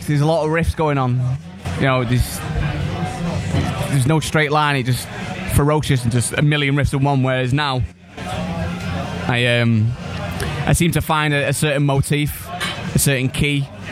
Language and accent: English; Manchester, North West England, United Kingdom; I'm from from Manchester.